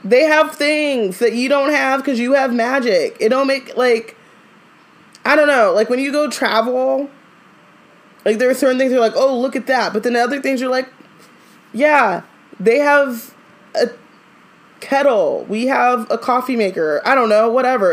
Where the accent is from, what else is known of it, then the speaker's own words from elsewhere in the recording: Orange County, California, United States; I grew up in Orange County